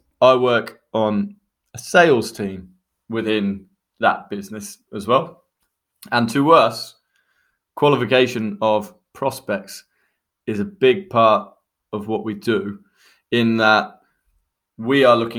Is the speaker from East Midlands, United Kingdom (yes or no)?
no; West Midlands, United Kingdom; I'm from Warwickshire originally. So Oxfordshire is kind of like the middle ground on the way down to the big smoke for me.